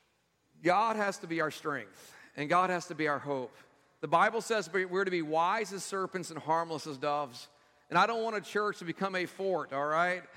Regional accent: Texas, United States; moved away; my home state back in Texas

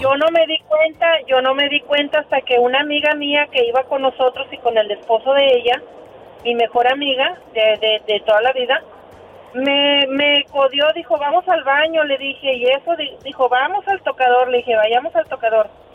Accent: Matamoros, Tamaulipas, Mexico; nos las gastamos las de Matamoros

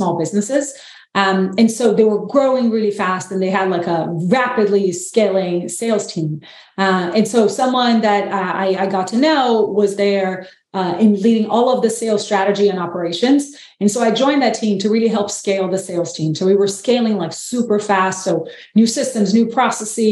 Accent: Brazil; now in United States; I'm from Brazil, live in the US, and my partner is French

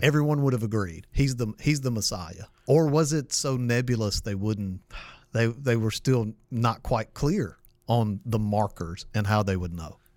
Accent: Mississippi, United States; I'm from Mississippi

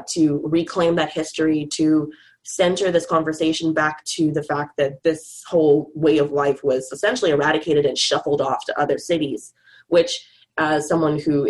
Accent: Bahamas; moved away as an adult; now in Vancouver, Canada; me and my boyfriend, now husband, also from the Bahamas

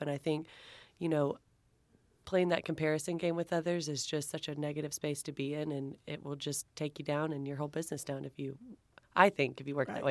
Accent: Texas, United States; I'm from Texas, so I've got my Southern Charm chapter

